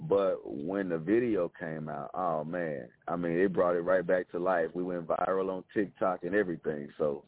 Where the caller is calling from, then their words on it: Jackson, Tennessee, United States; I'm calling from Jackson, Tennessee. We're about 60 miles east of Memphis.